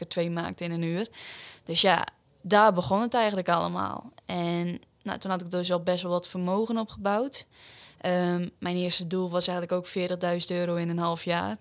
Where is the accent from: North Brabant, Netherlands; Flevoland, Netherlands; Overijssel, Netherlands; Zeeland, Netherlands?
Flevoland, Netherlands; Urk; 22 jaar, kom uit Urk.